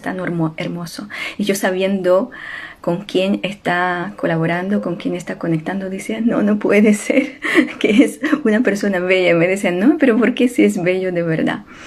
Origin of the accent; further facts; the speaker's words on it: Ukraine; Spanish is a second language; moved away; ustedes saben que soy ucraniana y la guerra sucede en mi patria